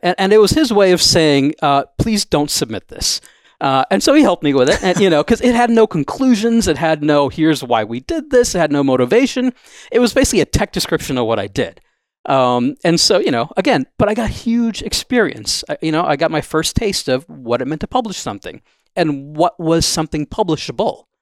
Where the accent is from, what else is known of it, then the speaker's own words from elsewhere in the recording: Wisconsin, United States; moved away as an adult; also born or lived in Los Angeles, California / Pittsburgh, Pennsylvania; I grew up in Wisconsin